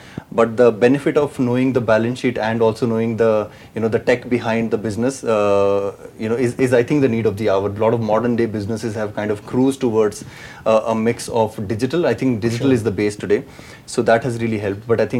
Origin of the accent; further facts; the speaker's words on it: Patiala, Punjab, India; also born or lived in Ambala; now in Hyderabad, India; I was born in Patiala.